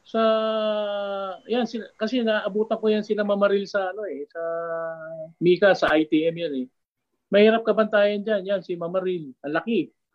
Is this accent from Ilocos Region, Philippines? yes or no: no; Cuyapo, Central Luzon, Philippines; nung bata ako dito, sa bayan namin sa Kuya po, parang ganitong oras, ganyan, madilim, palaging walang ilaw